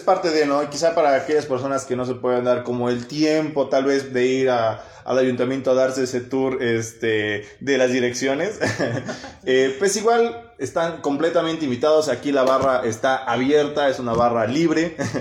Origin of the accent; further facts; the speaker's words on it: Tetela de Ocampo, Puebla, Mexico; tenemos los tetelenses